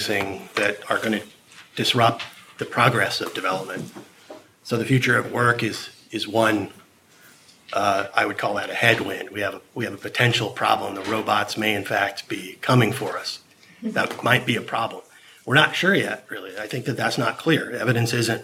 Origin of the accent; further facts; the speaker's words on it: Silicon Valley, California, United States; I come from Silicon Valley. I grew up there, and I watched it change